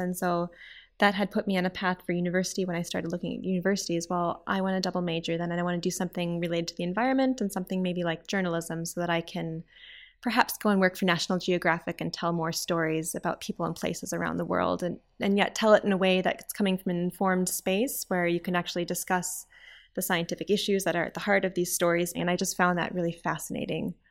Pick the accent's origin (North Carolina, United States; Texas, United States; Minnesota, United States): Minnesota, United States; Saint Paul; I was born in Saint Paul, Minnesota, which is in the middle of the United States, right next to the Canadian border